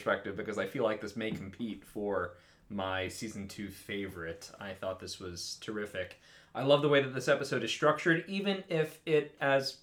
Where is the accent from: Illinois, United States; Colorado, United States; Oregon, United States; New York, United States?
New York, United States; Long Island; I'm from Long Island, and my parents have very pronounced Long Island accents